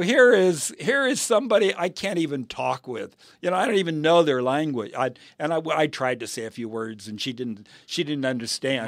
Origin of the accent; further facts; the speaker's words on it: United States; I am an American and I'm proud of America